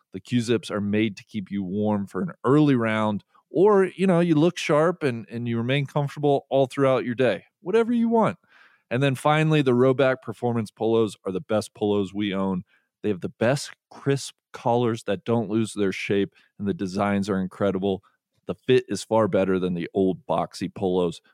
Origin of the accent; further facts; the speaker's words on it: Cincinnati, Ohio, United States; growing up in Cincinnati